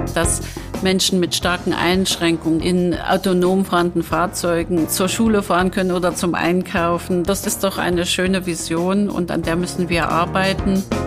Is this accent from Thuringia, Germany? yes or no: yes; Apolda, Thuringia, Germany; ich bin in Apolda aufgewachsen